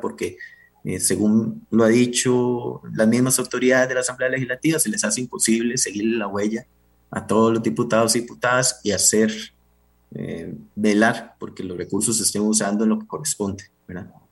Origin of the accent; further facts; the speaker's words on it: Pérez Zeledón, San José, Costa Rica; Yo vengo de Pérez, Y, la región Brunca